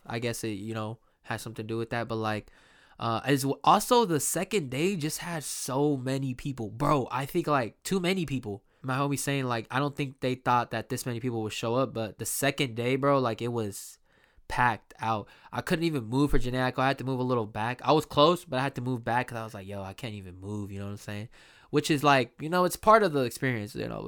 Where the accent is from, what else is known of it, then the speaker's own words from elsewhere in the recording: Sacramento, California, United States; here in my hometown, Sacramento, uh, Sacramento, California